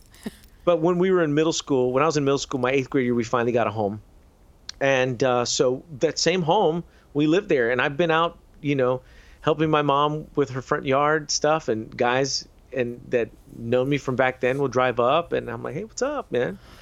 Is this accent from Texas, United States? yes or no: yes; San Antonio and Houston, Texas, United States; I went to a number of schools in both San Antonio and Houston. So I was born in San Antonio, then we moved to Houston